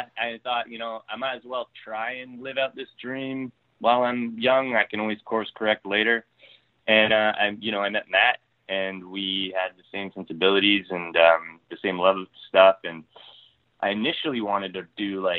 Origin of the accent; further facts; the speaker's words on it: Ontario, Canada; moved away as an adult; now in Vancouver, Canada; I'm from Ontario originally.